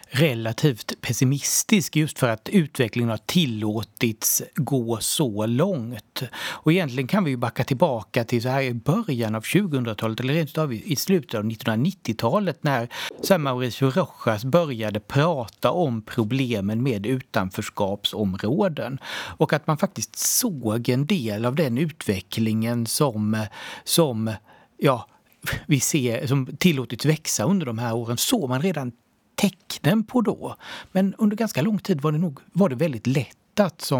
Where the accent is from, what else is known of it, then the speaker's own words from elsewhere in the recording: Sweden; Jag tror ju att det har varit väldigt lätt att att, eh, ja, så här, som svensk medelklass att kunna undgå och se, det här, se den här utvecklingen.